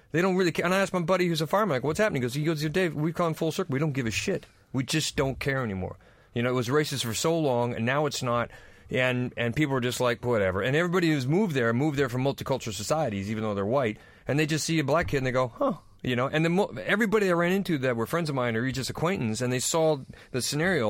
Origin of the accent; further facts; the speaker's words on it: United States; moved away; I'm American